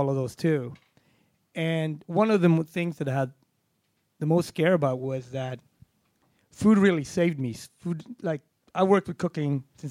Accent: Gothenburg, Västra Götaland, Sweden; accent: Gothenburg; moved away; also born or lived in Harlem; the city that I grew up in and that I always bring with me wherever I go

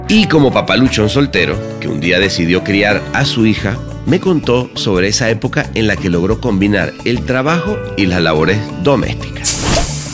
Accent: Venezuela

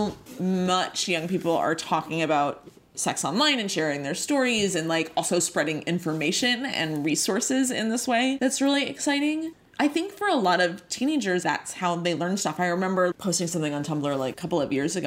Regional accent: New York City, New York, United States; I grew up in Queens

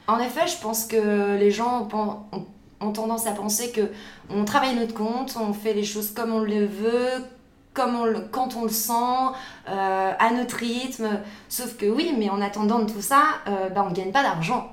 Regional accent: the North, Hauts-de-France, France; moved away as an adult; now in Paris, France; on vient du Nord, c'est ça. On a, on a quitté le Nord euh, pour des raisons personnelles il y a un peu plus de deux ans.

